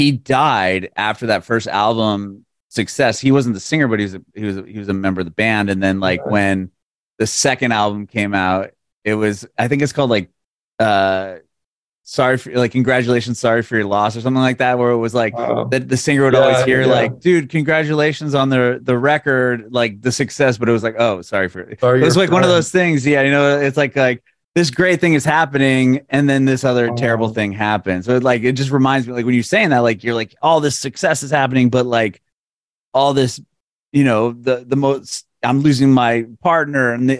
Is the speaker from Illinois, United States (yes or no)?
no; San Diego, California, United States; moved away as an adult; now in Nashville, United States; I'm from San Diego though originally